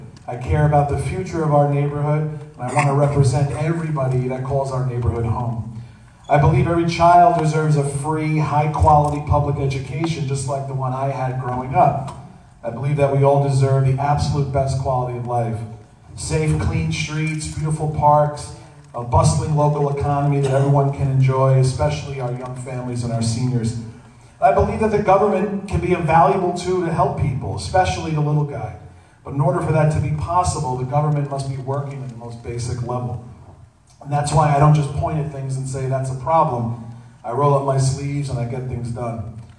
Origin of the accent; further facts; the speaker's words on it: New York City, New York, United States; I was born and raised right here in Bay Ridge. I actually went to high school right here at Xaverian